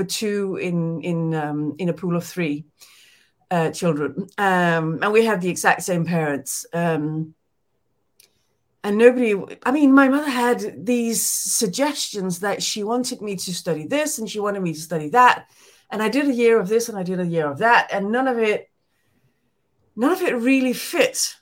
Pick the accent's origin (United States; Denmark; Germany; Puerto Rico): Denmark; English is a second language; moved away; I was born in Denmark